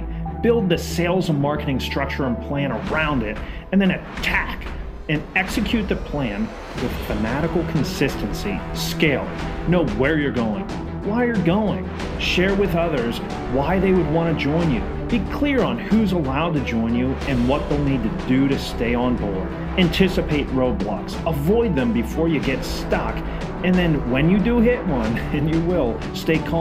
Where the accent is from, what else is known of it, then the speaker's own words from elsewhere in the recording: United States; I'm American, so I have a horrible accent